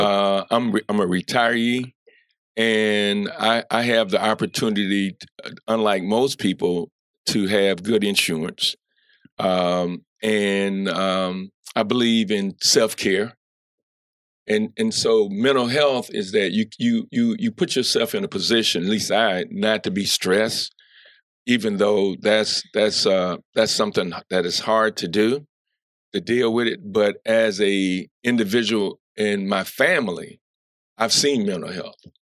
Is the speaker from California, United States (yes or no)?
no; Columbus, Georgia, United States; now in Kankakee, United States; I grew up in Columbus, Georgia.